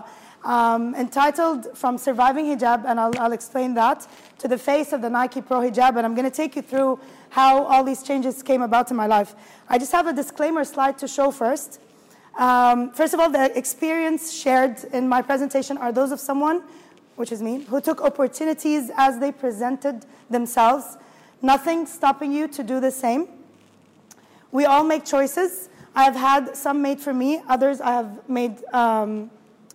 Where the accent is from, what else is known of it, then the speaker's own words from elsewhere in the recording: Kuwait; moved away as an adult; also born or lived in Egypt; now in Dubai, United Arab Emirates; I grew up in Kuwait. I was born and raised in Kuwait, actually. Moved to Dubai in 2011 with work